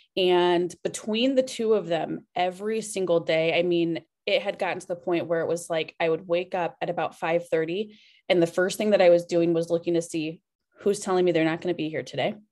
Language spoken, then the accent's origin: English; Cedar Rapids, Iowa, United States; I am from right here, Cedar Rapids, Iowa. Born and raised